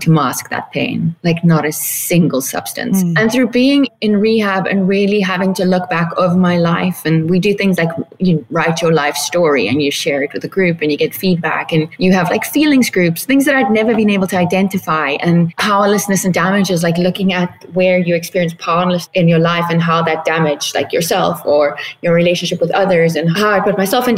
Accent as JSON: {"language": "English", "country": "South Africa", "moved": "as an adult", "lives_now": "Palm Springs, United States", "said": "I am originally from South Africa, but currently living in Palm Springs, California."}